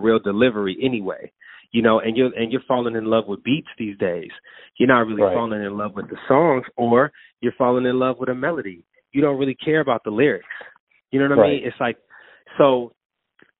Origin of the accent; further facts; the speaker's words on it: Oakland, California, United States; I'm from the town. Like, I'm from Oakland.